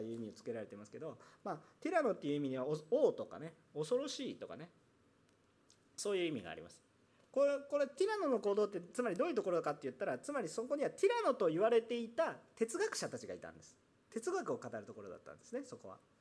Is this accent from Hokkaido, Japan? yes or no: no; Osaka, Japan; now in Yokohama, Japan; 私大阪出身